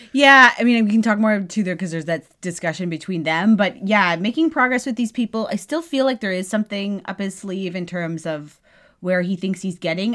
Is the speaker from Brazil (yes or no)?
no; Canada; clearly we're Canadian